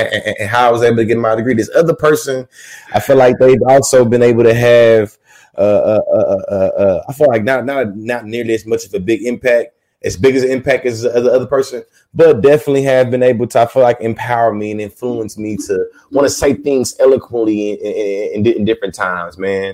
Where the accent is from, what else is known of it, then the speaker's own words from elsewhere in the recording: Texas, United States; I'm from Texas